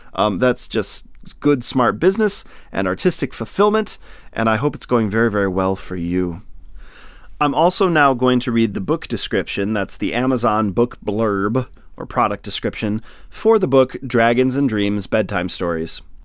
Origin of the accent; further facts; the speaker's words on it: northern Lower Peninsula, Michigan, United States; I'm from Michigan, too. Yay! I'm from the, uh, the northern lower peninsula